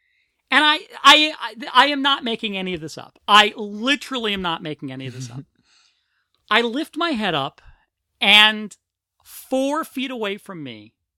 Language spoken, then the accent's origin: English; Philadelphia, Pennsylvania, United States; I'm from Philadelphia.